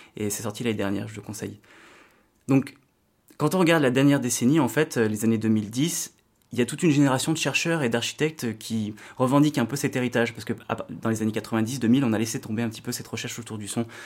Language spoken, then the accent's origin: French; Vienne, Auvergne-Rhône-Alpes, France; chez moi à Vienne, en Isère